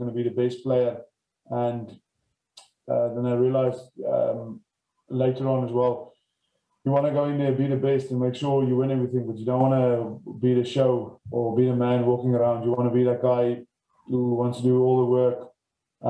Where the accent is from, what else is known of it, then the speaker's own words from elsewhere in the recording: George, Western Cape, South Africa; I grew up in George on a farm, probably 10 kilometers from town.